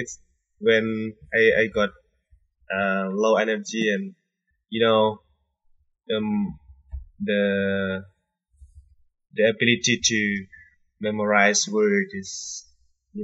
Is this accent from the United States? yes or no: no; Indonesia; English is a second language; I'm from Indonesia.